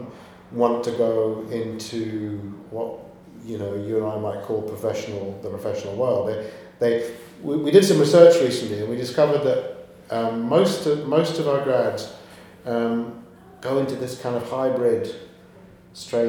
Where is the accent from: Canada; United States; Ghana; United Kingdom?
United Kingdom; Glasgow, Scotland; moved away as an adult; now in London, United Kingdom; Originally, I was born in Glasgow